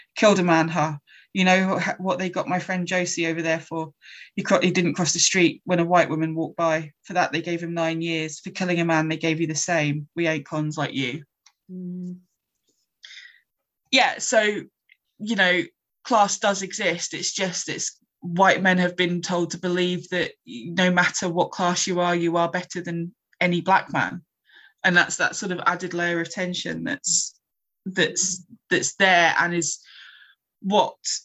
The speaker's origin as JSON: {"language": "English", "region": "Scotland", "country": "United Kingdom", "said": "I'm Scottish"}